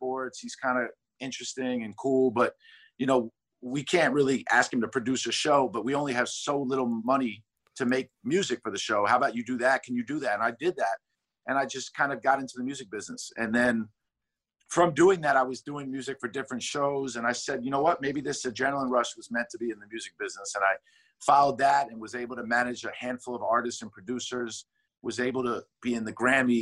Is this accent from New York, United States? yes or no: yes; New York City, New York, United States; I'm from Manhattan. I grew up on the Upper West Side.